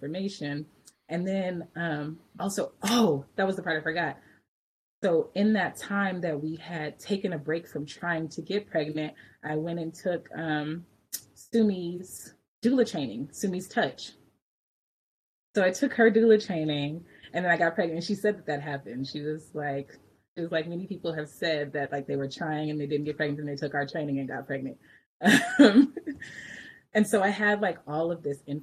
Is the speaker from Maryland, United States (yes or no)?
no; Richmond, California, United States; also born or lived in Berkeley / Oakland; I grew up in Richmond and then I spent like much of my adult life in Berkeley and Oakland